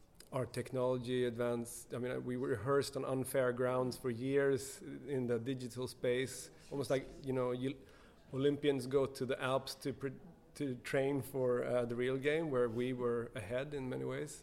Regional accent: Sweden; moved away as an adult; now in United States; growing up in Sweden

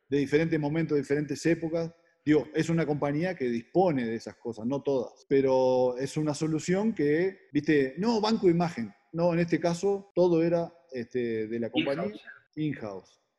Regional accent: Uruguay; moved away as an adult; now in Mexico; Llevo 20 años en México, 19, y cada vez que digo que soy uruguayo

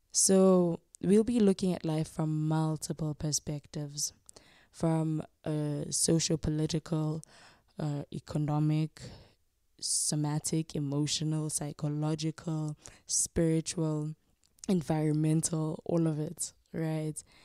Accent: Soweto, Gauteng, South Africa; now in Pretoria, South Africa; I was born and raised in Soweto and currently reside in Pretoria, Gauteng.

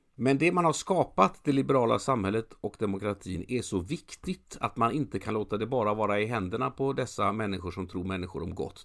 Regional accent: Gothenburg, Västra Götaland, Sweden; jag är göteborgare

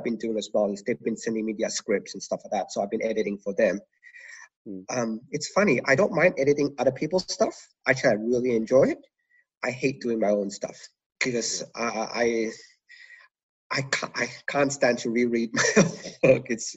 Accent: Malaysia; moved away; I was originally from Malaysia

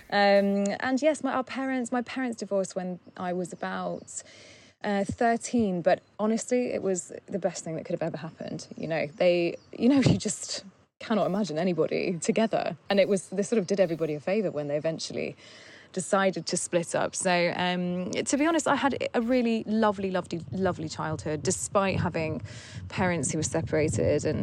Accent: Surrey, South East England, United Kingdom; I grew up in in Surrey, which is where we live now. It's about an hour away from London.

